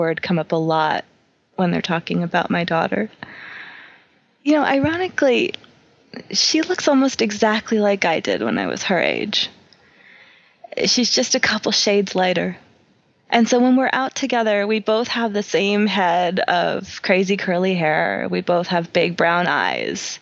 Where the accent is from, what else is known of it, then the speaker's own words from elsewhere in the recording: New York, United States; I grew up in New York